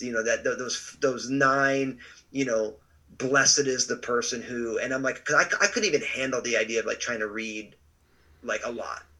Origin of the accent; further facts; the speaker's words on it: New Jersey, United States; moved away as an adult; also born or lived in Pacific Northwest; moved out to uh, what they called the boondocks of New Jersey, which it isn't that anymore. Uh, and so, but I just grew up in a big, loving, all Italian family